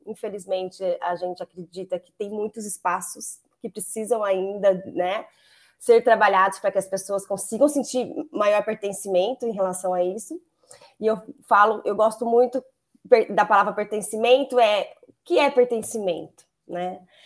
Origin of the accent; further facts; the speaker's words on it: Campo Grande, Mato Grosso do Sul, Brazil; moved away as an adult; now in Campinas, Brazil; eu sou natural do Mato Grosso do Sul, Campo Grande, mas já estou em Campinas há 13 anos.